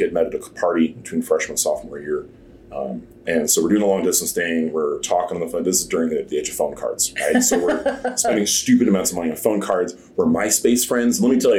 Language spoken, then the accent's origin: English; Snohomish, Washington, United States; moved away; also born or lived in Dallas; I'm originally from Washington State. I grew up in the little town of Snohomish.